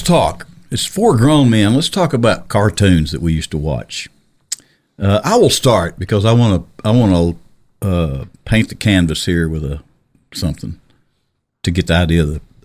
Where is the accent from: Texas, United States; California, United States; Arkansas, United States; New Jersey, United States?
Arkansas, United States; Little Rock